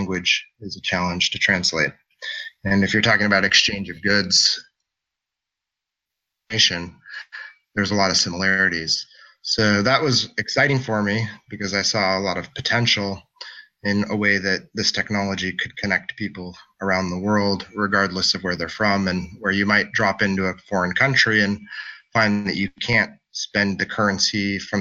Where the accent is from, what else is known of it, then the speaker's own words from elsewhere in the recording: Anchorage, Alaska, United States; I come from Anchorage, Alaska, where I'm originally from.